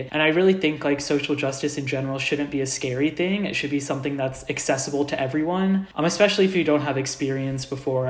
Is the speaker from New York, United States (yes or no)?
no; Indianapolis, Indiana, United States; I'm originally from Indianapolis, Indiana. So, I was born and raised in the Midwest